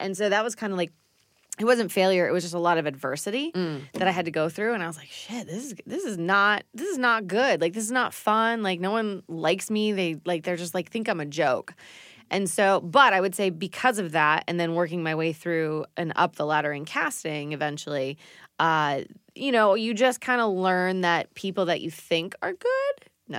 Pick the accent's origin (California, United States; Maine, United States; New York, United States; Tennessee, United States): Maine, United States